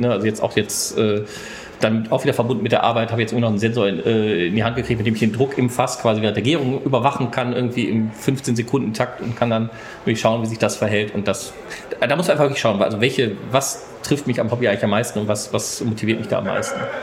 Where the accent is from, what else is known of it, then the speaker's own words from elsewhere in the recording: Bochum, North Rhine-Westphalia, Germany; ich komme aus Bochum Bochum